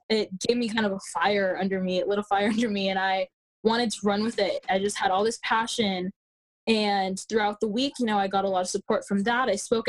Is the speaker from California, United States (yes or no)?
yes; San Ramon, California, United States; San Ramon, which is my community, my hometown.